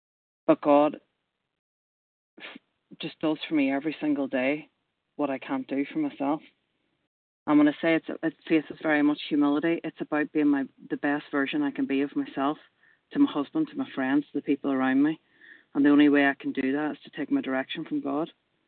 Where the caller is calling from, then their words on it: Manchester, North West England, United Kingdom; I am ringing in from Manchester in the UK.